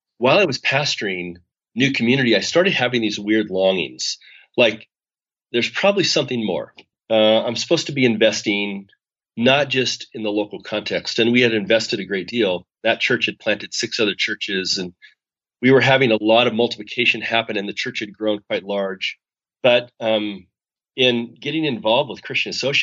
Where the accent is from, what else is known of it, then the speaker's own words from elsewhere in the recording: Spokane, Washington, United States; moved away as an adult; I'm from Spokane